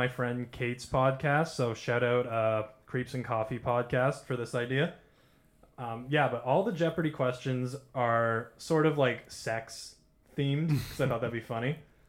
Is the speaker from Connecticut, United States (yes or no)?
yes; Connecticut, United States; Straight out of Connecticut, baby.